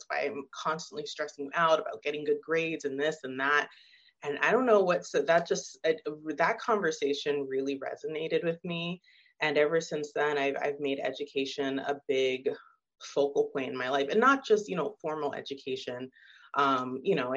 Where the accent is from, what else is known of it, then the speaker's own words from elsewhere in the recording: Arizona, United States; I'm from Arizona